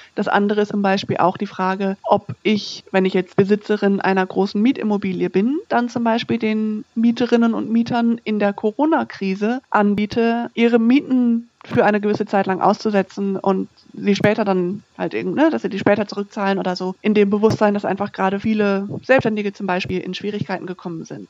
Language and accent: German; North Rhine-Westphalia, Germany; moved away; Ich komme aus Nordrhein-Westfalen ursprünglich